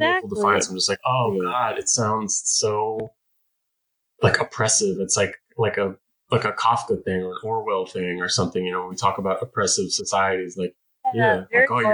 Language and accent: English; San Francisco, California, United States; the totally dysfunctional and violent public schools of San Francisco of my youth